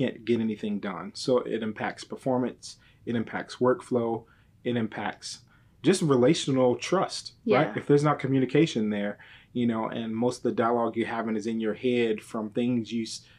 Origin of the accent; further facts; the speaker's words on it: Michigan, United States; also born or lived in Texas; now in Dallas, United States; I'm originally from Michigan, but I've been in Texas off and on since 2002